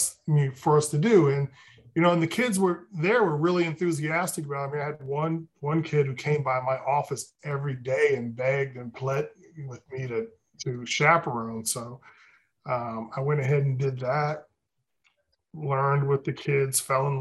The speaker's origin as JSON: {"language": "English", "town": "Columbus", "region": "Ohio", "country": "United States", "tie": "born or raised there", "also_born_or_lived": "Cedar Rapids, Iowa / New York City", "moved": "as an adult", "said": "I grew up in the Midwest. I grew up in Columbus, Ohio"}